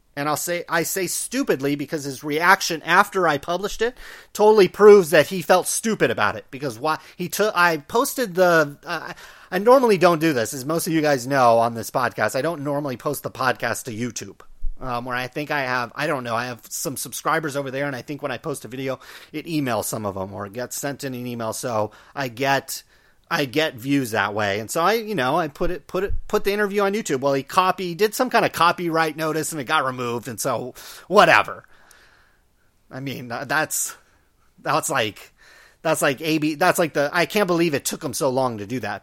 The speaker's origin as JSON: {"language": "English", "town": "Stockton", "region": "California", "country": "United States", "tie": "born or raised there", "said": "growing up in, in Stockton"}